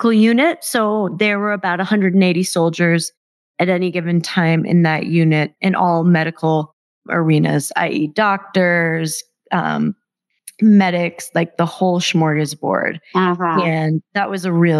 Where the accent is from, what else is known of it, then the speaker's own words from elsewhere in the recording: Massachusetts, United States; moved away as an adult; also born or lived in Miami; now in Denver, United States; I grew up in Massachusetts, back east, and grew up in an interesting household